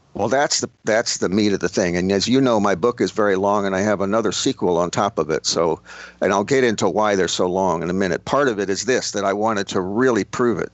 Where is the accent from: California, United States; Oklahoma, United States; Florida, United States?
Florida, United States; Miami; also born or lived in Long Island, New York / the South; I was born in Long Island, I grew up in Miami, I've spent, you know, time living in the South